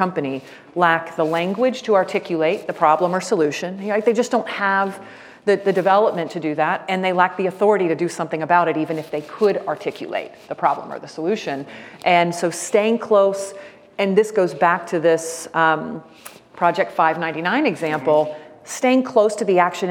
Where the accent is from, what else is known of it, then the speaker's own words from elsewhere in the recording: Jacksonville, Florida, United States; I grew up in Jacksonville, Florida, on the north side